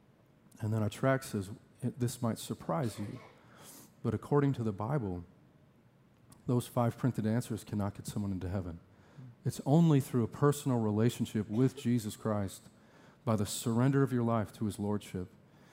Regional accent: Sheboygan, Wisconsin, United States; moved away as an adult; also born or lived in Tucson, Arizona / Fort Collins, Colorado; I grew up here in Sheboygan and went to Southside Alliance

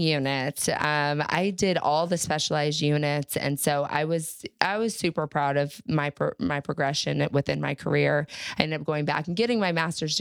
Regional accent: Texas, United States; I grew up in Texas

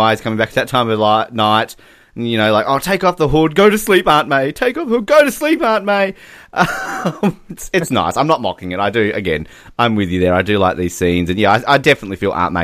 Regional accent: Australia; I'm Australian

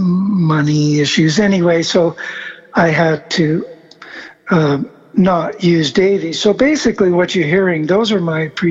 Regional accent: Argentina; born there; also born or lived in South America / São Paulo, Brazil; Yeah, and I grew up in South America. I was born in Argentina.

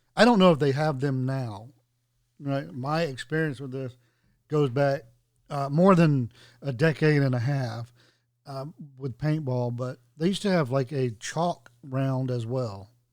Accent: North Carolina, United States; moved away; where I grew up in North Carolina

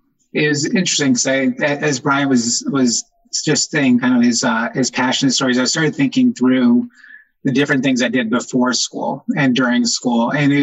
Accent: Taos, New Mexico, United States; born there; I was born in Taos, New Mexico, and had moved around a lot of different states prior to going to school.

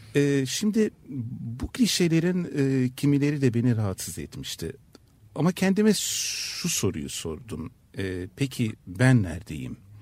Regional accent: Istanbul, Turkey; first language Turkish, French, Ladino; İstanbul'da yaşamanın ne olduğunu biliyorum. Bir Türk olarak yaşamanın ne olduğunu biliyorum.

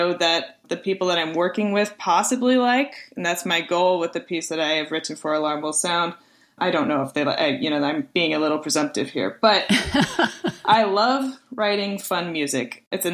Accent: Springfield, Missouri, United States; also born or lived in Texas; I was born in Texas, but I was raised in Springfield, Missouri.

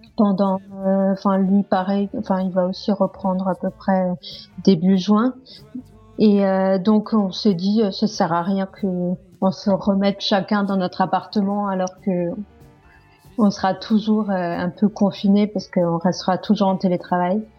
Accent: Corsica, France; now in Paris, France; rentrer en Corse étant donné que je suis corse

